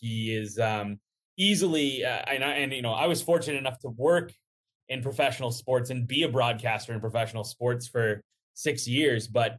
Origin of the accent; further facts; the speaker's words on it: Cincinnati, Ohio, United States; So when I transferred back home to Cincinnati, because my parents had grown, I grew up in Cincinnati